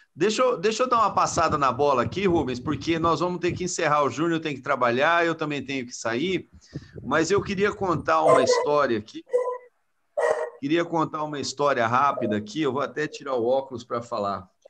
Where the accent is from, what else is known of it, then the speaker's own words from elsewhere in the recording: Brazil; como brasileiro